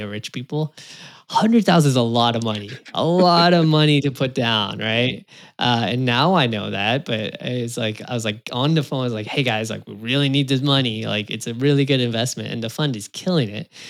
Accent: California, United States; I was born in California in the U S, U S citizen

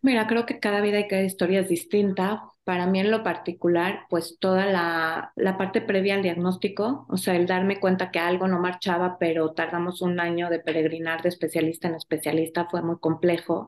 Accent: Mexico; como sociedad mexicana

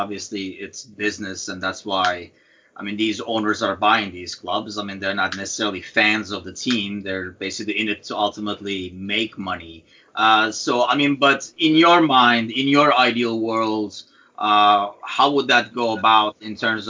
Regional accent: Turkey; now in United States; growing up in Turkey

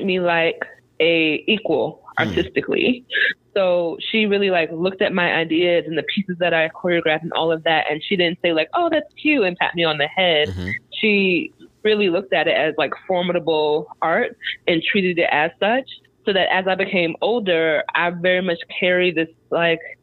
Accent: Long Island, New York, United States; now in Durham, United States; I am from Long Island, a Strong Island, New York

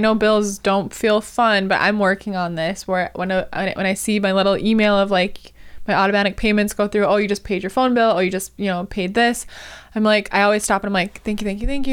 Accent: Wisconsin, United States; now in California, United States; first moved to California, 'cause I'm from Wisconsin

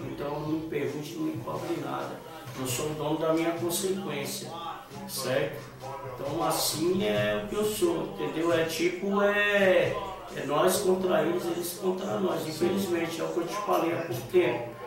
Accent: São Paulo, Brazil; eu era de São Paulo

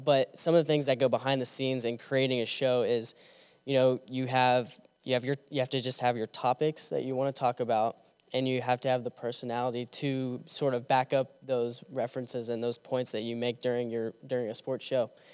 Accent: Kansas City, Missouri, United States; moved away as an adult; now in Jonesboro, United States; I'm from Kansas City, Missouri

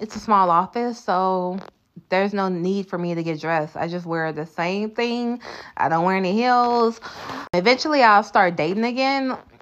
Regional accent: the South, United States; I'm from the South.

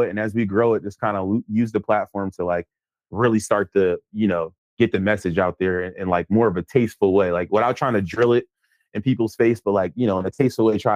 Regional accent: Philadelphia, Pennsylvania, United States; So uh my childhood I, actually when you're growing up there, you don't really realize how bad the neighborhood is

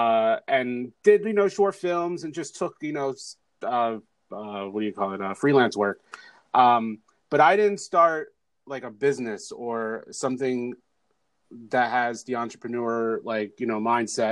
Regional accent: New Jersey, United States; moved away as an adult; also born or lived in Los Angeles, United States; now in Philadelphia, United States; I am originally from New Jersey.

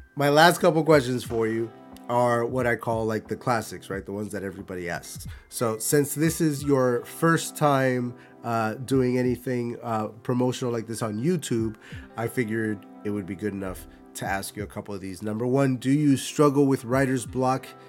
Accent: Buffalo, New York, United States; I'm from Buffalo

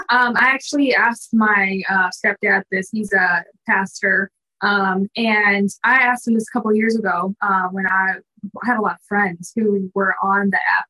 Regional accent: Minnesota, United States; now in Dallas, United States; I was like newish to the Dallas area because I'm from Minnesota

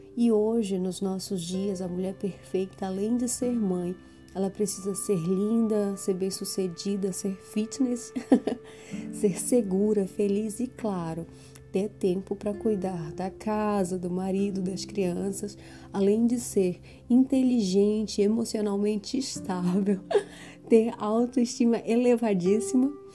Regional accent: Brazil; nós, como brasileiras, nós não somos educadas a isso

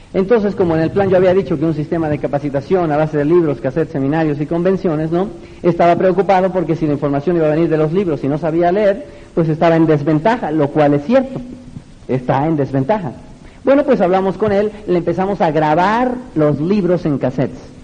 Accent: Mexico; desde mi tierra, México, la tierra del mariachi

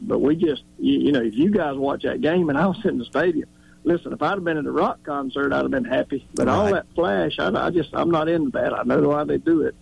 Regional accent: Tifton, Georgia, United States; moved away; I was back home, and I'm from Tifton, Georgia.

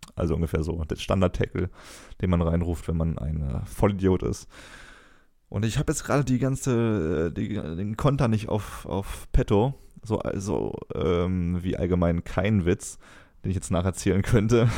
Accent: Cologne, North Rhine-Westphalia, Germany; muss ich als Kölner auch sagen

